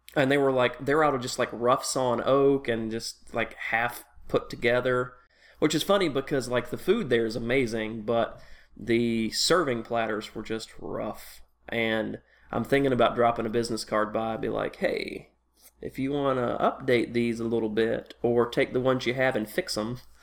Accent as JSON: {"language": "English", "region": "Tennessee", "country": "United States", "tie": "born or raised there", "moved": "yes", "said": "I grew up in Tennessee"}